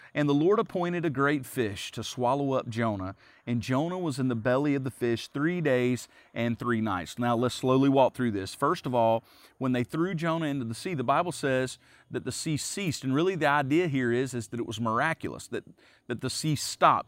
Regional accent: the South, United States; I grew up around Southerners. I'm, I'm a Southerner too

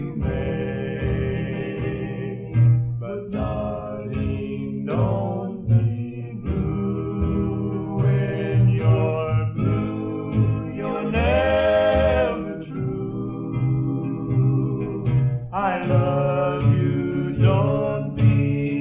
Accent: Tulsa, Oklahoma, United States; I split time between here and Oklahoma City as a kid, but I think if I had to choose, I'm a Tulsa boy

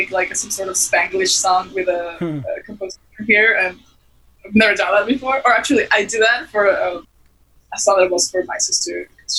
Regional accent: Ecuador; moved away as an adult; also born or lived in Venezuela / Boston; now in Los Angeles, United States; I grew up in Ecuador, though.

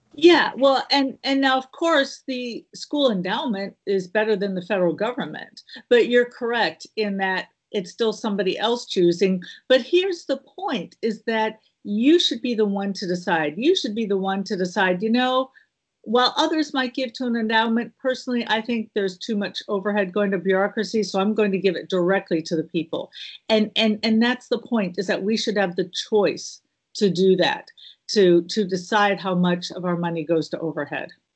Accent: Midwest, United States; also born or lived in Illinois / the South; now in Southern United States, United States; I'm a Midwest girl, but I have been in the South for over thirty years

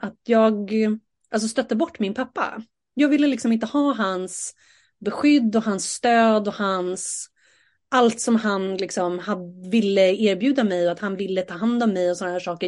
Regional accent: Saltsjöbaden, Stockholm County, Sweden; jag är ju uppvuxen i Saltis

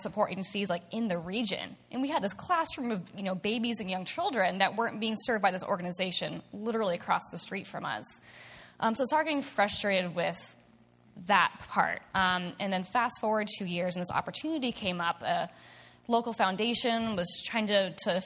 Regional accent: Snohomish County, Washington, United States; also born or lived in Edmonds; I grew up in this in Snohomish County

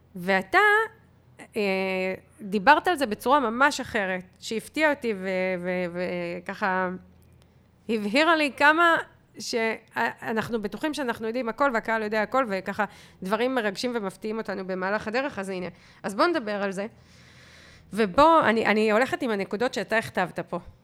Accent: Israel; אנחנו ישראלים

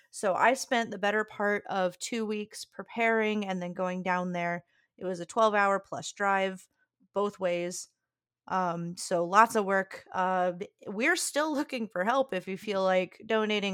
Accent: Louisiana, United States; moved away; my hometown got absolutely decimated by Ida

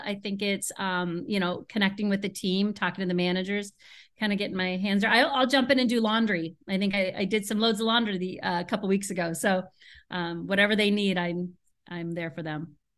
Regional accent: Seattle, Washington, United States; now in Chicago, United States; I'm originally from Seattle

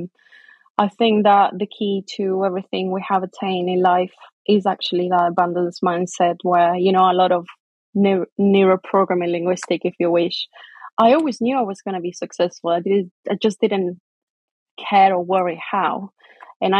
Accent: Chile; English is a second language; moved away as an adult; also born or lived in England / Maryland, United States; now in United Kingdom; I moved from Chile, which is where I was born, to England when I married Matt

